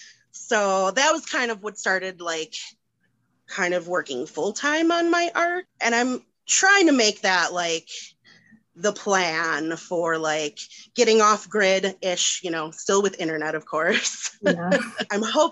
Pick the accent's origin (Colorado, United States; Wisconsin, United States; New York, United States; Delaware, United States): Wisconsin, United States; moved away as an adult; now in Denver, United States; So I live in Denver with my husband and two cats. We're child-free by choice. I'm originally from Wisconsin and have been here for about 6 years.